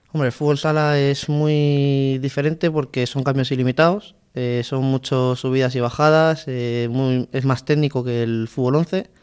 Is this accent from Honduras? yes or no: no; Alcorcón, Community of Madrid, Spain; mi pueblo de Alcorcón